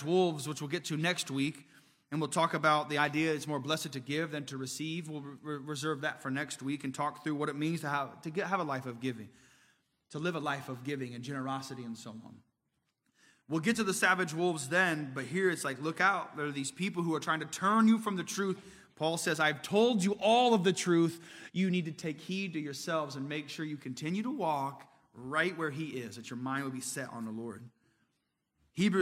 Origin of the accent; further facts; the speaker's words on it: Indiana, United States; I'm from Indiana